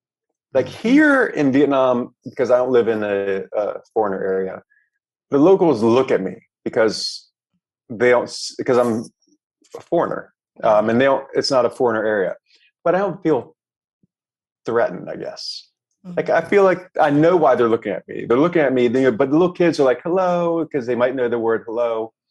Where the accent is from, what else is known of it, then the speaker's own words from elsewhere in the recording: New York City, New York, United States; And when I got to Naples, I was like, I'm from New York City.